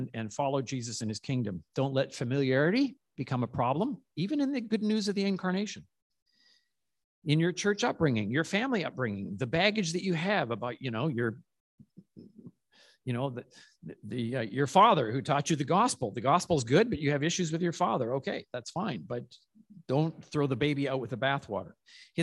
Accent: Calgary, Alberta, Canada

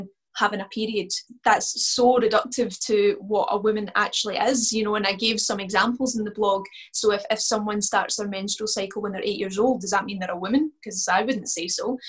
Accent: west of Scotland, United Kingdom; part of being Scottish and particularly from the west of Scotland

